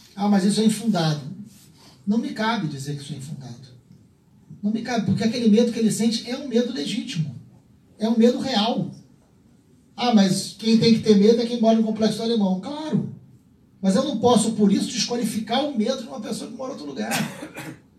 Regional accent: Rio de Janeiro, Brazil; eu peço a liberdade de responder como carioca

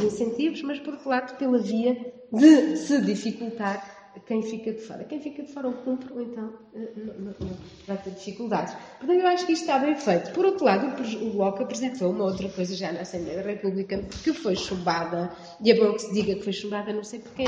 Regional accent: Viseu, Portugal; na minha terra, que é distrito de Viseu

